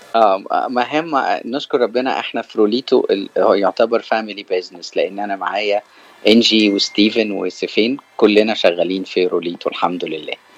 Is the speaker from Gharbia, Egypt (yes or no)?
no; Cairo, Cairo Governorate, Egypt; moved away as an adult; now in California, United States; أنا من مصر من القاهرة وأنا جيت أمريكا في آخر أه 2019